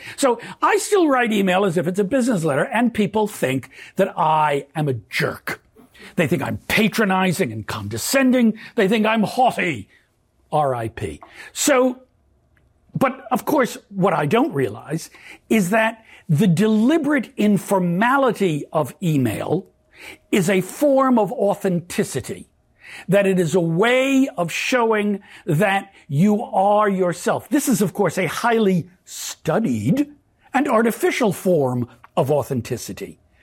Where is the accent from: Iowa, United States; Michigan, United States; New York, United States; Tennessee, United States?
New York, United States; New York City; now in Southern California, United States; I grew up in Brooklyn, New York, in the nineteen fifties and sixties in a Yiddish-speaking household